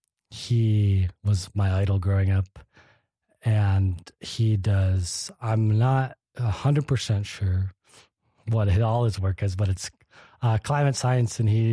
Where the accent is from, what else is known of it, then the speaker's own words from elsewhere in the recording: Kalamazoo, Michigan, United States; Well, I'm from Michigan originally. I grew up in southwest Michigan, a town called Kalamazoo.